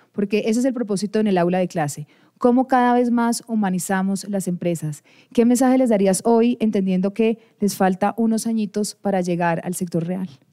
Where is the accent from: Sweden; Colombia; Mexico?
Colombia; como colombianos que nos reconocemos